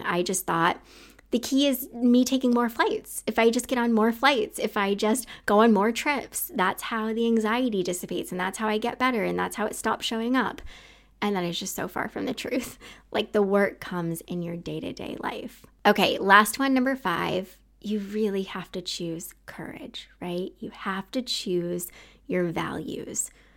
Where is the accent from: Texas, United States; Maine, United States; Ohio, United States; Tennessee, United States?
Maine, United States; moved away as an adult; also born or lived in Utah; I wanna get the heck out of Maine